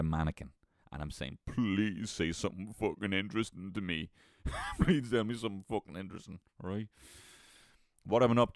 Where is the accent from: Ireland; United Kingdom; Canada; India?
Ireland; We are sitting as Irish people